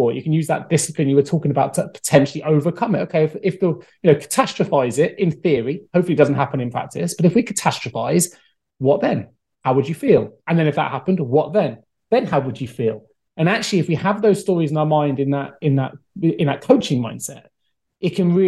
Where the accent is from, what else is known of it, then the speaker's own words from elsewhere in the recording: Salisbury, South West England, United Kingdom; there's a Bishop's Grammar School where I grew up in Salisbury